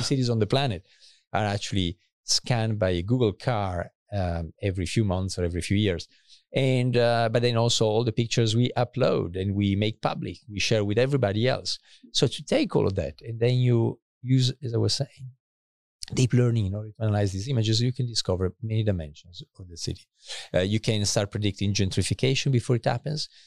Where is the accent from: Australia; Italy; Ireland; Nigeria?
Italy; countryside near Asti, Piedmont; moved away as an adult; also born or lived in Paris / Cambridge, United Kingdom / Cambridge, Massachusetts; I was born in Italy, northern Italy. Uh, my family is both from Milan and Turin. And then, uh, I actually grew up for a few years also in, uh, in, uh, in the countryside next to Asti